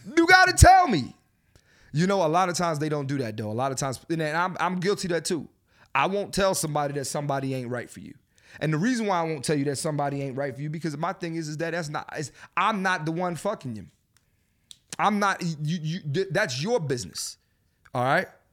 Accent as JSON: {"language": "English", "town": "Philadelphia", "region": "Pennsylvania", "country": "United States", "tie": "born or raised there", "moved": "yes", "said": "my hometown, Philadelphia. I'm coming home."}